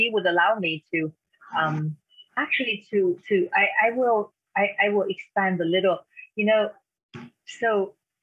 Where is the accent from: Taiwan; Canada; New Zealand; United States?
Taiwan; English is a second language; moved away; I grew up in Taiwan, and that's where I am right now, visiting my mother